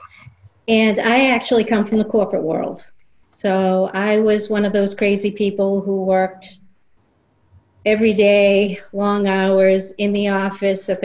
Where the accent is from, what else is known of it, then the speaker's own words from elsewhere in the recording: Boston, Massachusetts, United States; moved away as an adult; now in Florida, United States; I was from Boston. I was living in Boston at the time, born and raised, and spent my whole life there.